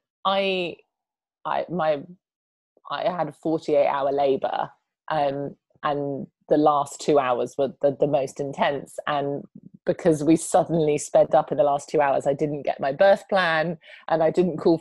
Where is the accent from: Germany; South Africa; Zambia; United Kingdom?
United Kingdom; I'm British